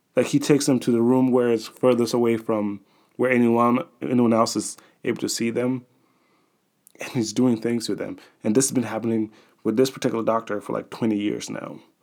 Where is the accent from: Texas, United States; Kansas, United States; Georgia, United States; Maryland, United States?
Georgia, United States; Atlanta; the one that's associated with my hometown, the Atlanta Braves